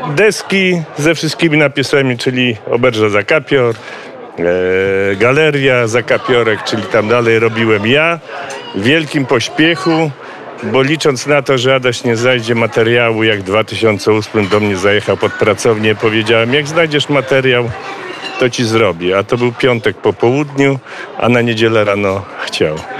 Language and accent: Polish; Wrocław, Lower Silesian Voivodeship, Poland; moved away as an adult; now in Bieszczady, Poland; ja się urodziłem, wychowałem we Wrocławiu.